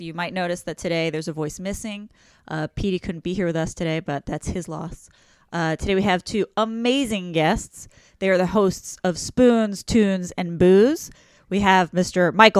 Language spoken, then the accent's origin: English; Mexico; moved away; also born or lived in Spain; I grew up in Mexico and Spain.